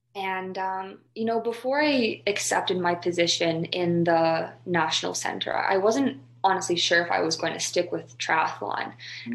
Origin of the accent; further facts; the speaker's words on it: Calgary, Alberta, Canada; moved away as an adult; also born or lived in Victoria; growing up in Alberta where you have Lisa Mensink and um, or Jack, just specifically in Calgary